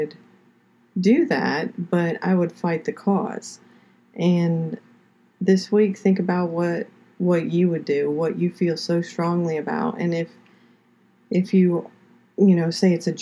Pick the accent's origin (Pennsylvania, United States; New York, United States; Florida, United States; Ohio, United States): Florida, United States; Pompano Beach; also born or lived in Fort Lauderdale, Florida; now in Georgia, United States; I am originally from South Florida. I lived in Pompano Beach. I was born in Fort Lauderdale, lived in Pompano Beach until we moved here to Georgia.